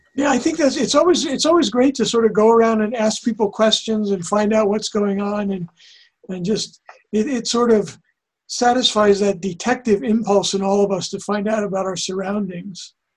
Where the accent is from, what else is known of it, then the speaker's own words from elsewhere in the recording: New Jersey, United States; now in Ashland, United States; I grew up in New Jersey